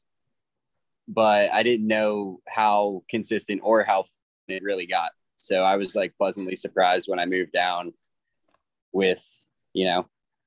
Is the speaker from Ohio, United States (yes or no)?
no; Virginia, United States; also born or lived in Florida; I'm from Virginia, born and raised